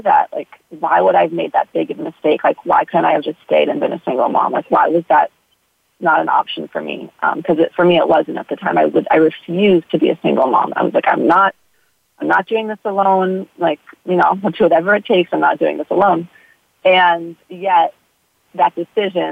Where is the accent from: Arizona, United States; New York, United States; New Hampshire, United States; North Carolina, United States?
New York, United States; New York City; moved away as an adult; also born or lived in Texas / California; now in Hawaii, United States; I grew up in New York City